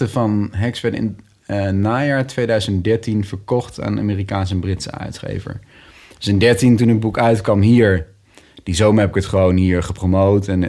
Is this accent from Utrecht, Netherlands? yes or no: no; Nijmegen, Gelderland, Netherlands; also born or lived in 's-Hertogenbosch; in Nijmegen, in, in, in, de buitenwijk van Nijmegen. Ehm, ook wel een groene wijk.